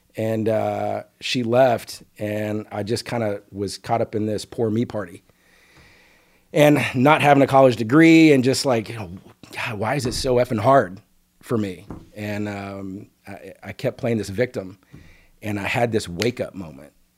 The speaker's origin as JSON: {"language": "English", "town": "Dallas", "region": "Texas", "country": "United States", "tie": "born or raised there", "also_born_or_lived": "Okmulgee, Oklahoma"}